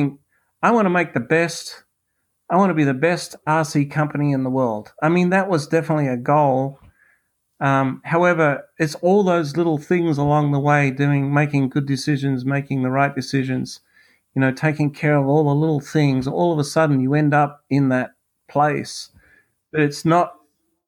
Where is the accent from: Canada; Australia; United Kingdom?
Australia; accent: Australian; now in United States; I am originally from Australia. I'm currently a U.S. citizen.